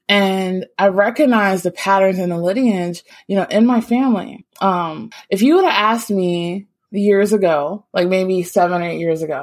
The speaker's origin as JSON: {"language": "English", "region": "Virginia", "country": "United States", "tie": "born or raised there", "also_born_or_lived": "Florida", "moved": "yes", "said": "growing up in Virginia and actually moving down to Florida"}